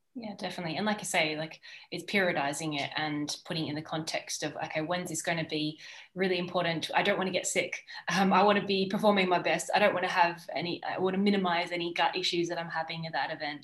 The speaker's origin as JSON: {"language": "English", "country": "Australia", "moved": "yes", "lives_now": "Girona, Spain", "said": "I'm an Australian sports dietitian based in Girona"}